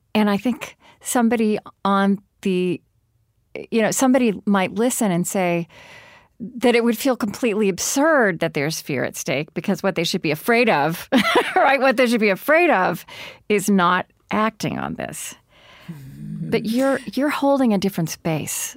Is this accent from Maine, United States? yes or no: no; Oklahoma, United States; I grew up in Oklahoma